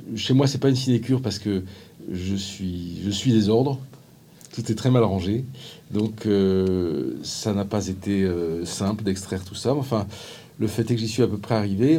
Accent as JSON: {"language": "French", "town": "Paris", "region": "Île-de-France", "country": "France", "said": "en tant que Parisien qui prend souvent le métro"}